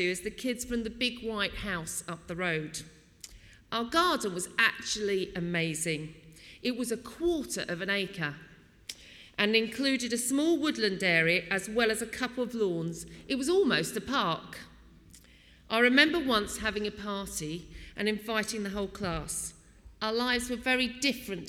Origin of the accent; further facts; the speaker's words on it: Wallington, London, United Kingdom; I was born in May 1964, and we moved to St. Patrick's in Wallington